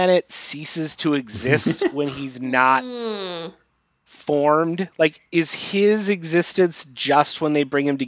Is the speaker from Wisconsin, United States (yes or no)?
yes; Wisconsin, United States; moved away; I spent most of elementary school in Wisconsin